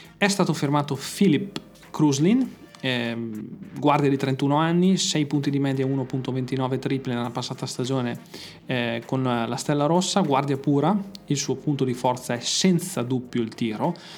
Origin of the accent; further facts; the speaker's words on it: Mantua, Lombardy, Italy; io sono di Mantova